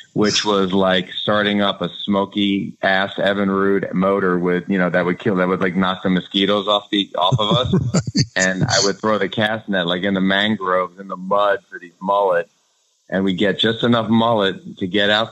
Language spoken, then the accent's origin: English; Rockland County, New York, United States; I grew up in Rockland County, which is 20 minutes north of Manhattan